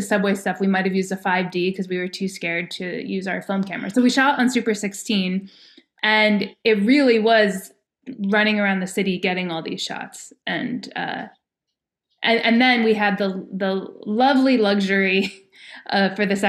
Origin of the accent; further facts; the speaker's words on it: New Jersey, United States; moved away; I've left New Jersey